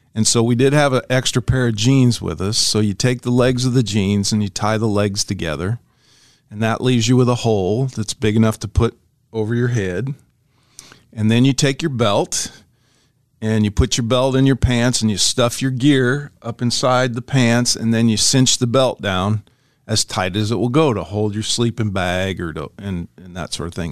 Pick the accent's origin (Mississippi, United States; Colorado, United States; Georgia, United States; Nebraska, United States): Nebraska, United States; Ashland; we were kids and we were growing up on Euclid Street, 1518 Euclid in Ashland, Nebraska.